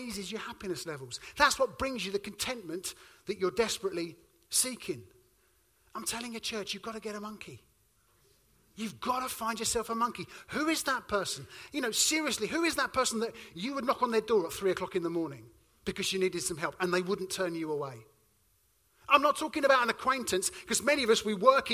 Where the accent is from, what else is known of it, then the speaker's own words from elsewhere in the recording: Suffolk, East of England, United Kingdom; I come from Suffolk